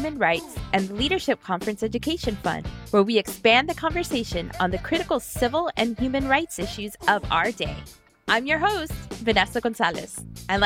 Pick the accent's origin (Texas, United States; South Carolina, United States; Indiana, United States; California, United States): Texas, United States; I am from Texas.